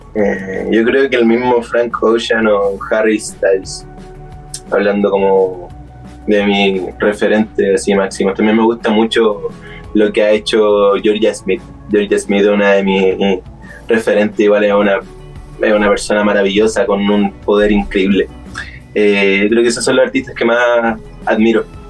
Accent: Santiago, Santiago Metropolitan Region, Chile; also born or lived in Chiguayante / Talcahuano / Concepción; ya el 2012 crecí en Santiago, Maipú

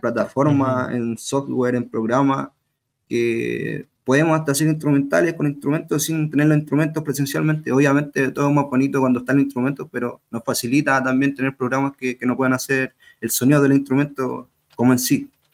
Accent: Chile; yo como chileno

